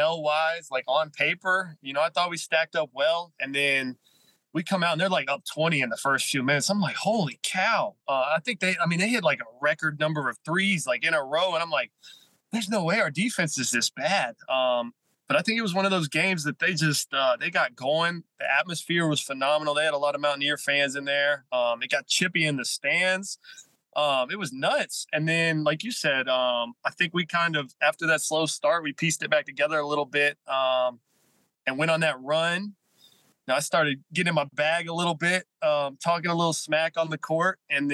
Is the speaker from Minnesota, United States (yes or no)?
no; Charleston, West Virginia, United States; Charleston, West Virginia, my hometown